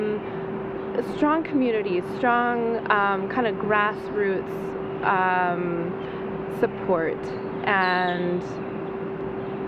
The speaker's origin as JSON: {"language": "English", "town": "Cedar City", "region": "Utah", "country": "United States", "tie": "born or raised there", "also_born_or_lived": "Seattle", "moved": "as an adult", "lives_now": "Australia", "said": "I grew up in a small town in southern Utah, Cedar City, Utah, 20,000 people"}